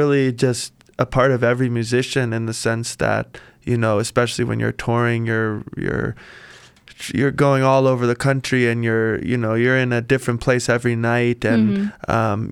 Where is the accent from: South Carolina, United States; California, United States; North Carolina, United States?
South Carolina, United States; the place I grew up in South Carolina is an island